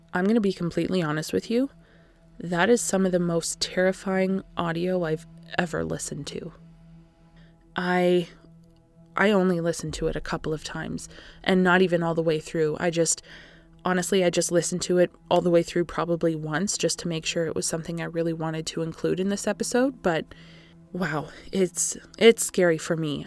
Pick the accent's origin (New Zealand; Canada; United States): Canada; I am That Canadian